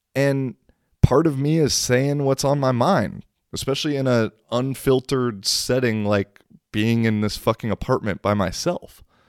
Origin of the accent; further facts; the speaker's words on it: United States; accent: American; now in Kuopio, Finland; there's like three other American people in Kuopio